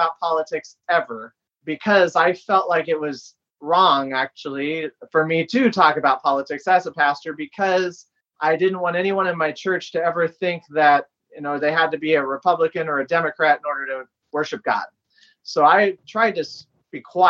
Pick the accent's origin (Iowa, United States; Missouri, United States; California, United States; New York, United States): Iowa, United States; I'm from Iowa